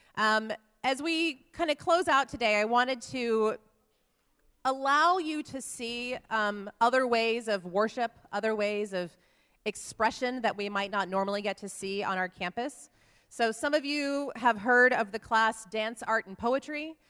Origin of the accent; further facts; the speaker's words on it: Oklahoma, United States; grew up in Oklahoma in a Nazarene church